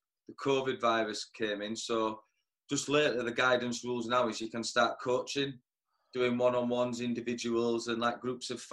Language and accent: English; Darfield, Yorkshire and the Humber, United Kingdom; I'm from Darfield originally